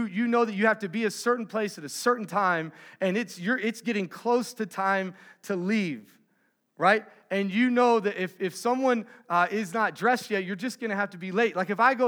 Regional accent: Texas, United States; I'm from Texas

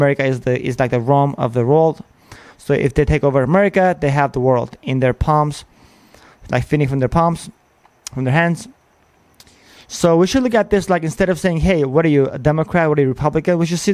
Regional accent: Armenia; now in United States; I am from Armenia

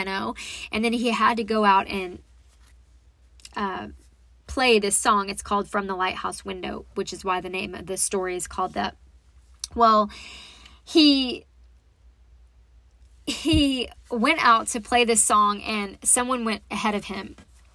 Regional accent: Texas, United States; also born or lived in Dallas, Texas; I come from Texas, and I was in Dallas a lot of my life, but then we moved out to East Texas

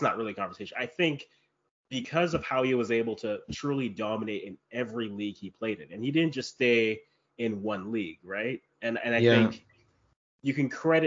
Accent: Canada; I am Canadian, but then I have a Ghanaian background

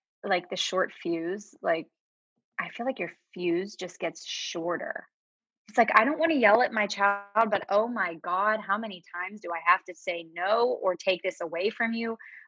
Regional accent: Pittsburgh, Pennsylvania, United States; accent: Pittsburgh; Sunny, I feel like my Pittsburgh accent is gone. I do say certain words that are Pittsburgh, like Yinzer words, but I feel like I don't have the accent.

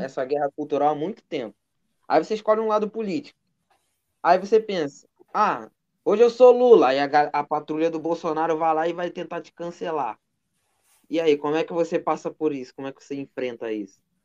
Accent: Nova Iguaçu, Rio de Janeiro, Brazil; Eu sou da, eu sou da Baixada, sou de Nova Iguaçu

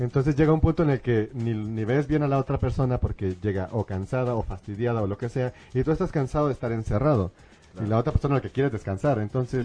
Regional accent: San Luis Potosí, Mexico; now in Mexico City, Mexico; nosotros somos de San Luis

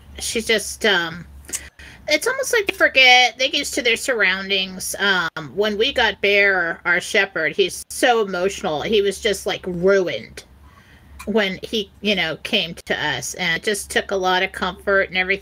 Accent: San Diego, California, United States; I grew up in San Diego

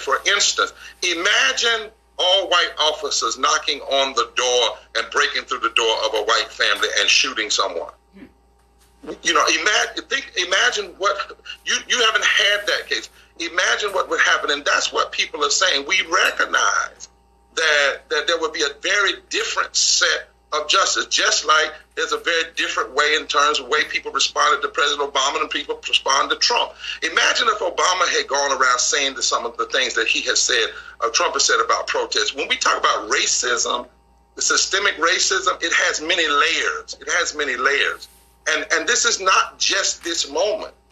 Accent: the South, United States; I'm from the South

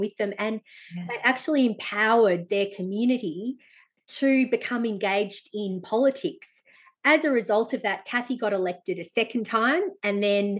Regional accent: Benalla, Victoria, Australia; I grew up in Benalla in northeast Victoria

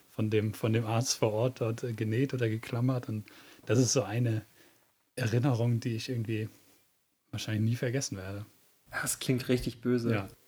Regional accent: Southern Germany, Germany; moved away as an adult; now in Northern Germany; da war ich ungefähr so 19 Jahre alt. Da sind wir von Süddeutschland nach Norddeutschland gezogen.

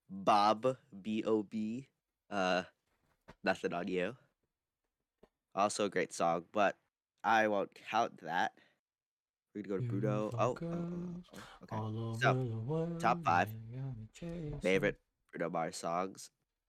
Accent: Philippines; being Filipino myself, really?

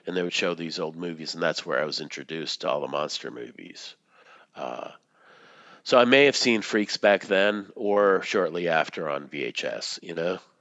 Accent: Boston, Massachusetts, United States; moved away; when I was growing up in Boston

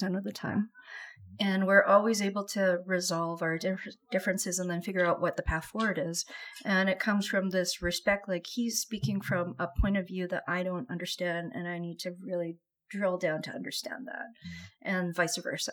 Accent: Vancouver, British Columbia, Canada; I grew up in Vancouver

